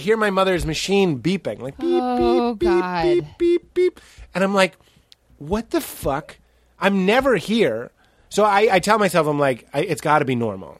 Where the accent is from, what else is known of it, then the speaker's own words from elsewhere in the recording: Boston, Massachusetts, United States; Boston. That's why we ate the same kind of sandwiches.